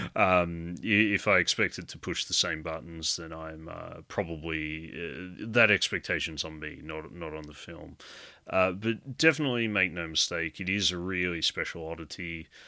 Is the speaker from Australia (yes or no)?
yes; Australia; growing up in Australia, I'd come from very much a background of watching a lot of slasher films